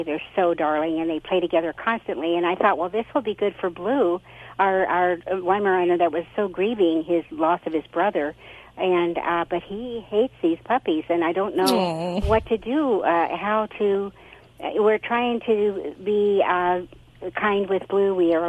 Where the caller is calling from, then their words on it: Arroyo Grande, California, United States; Arroyo Grande, Central Coast, California.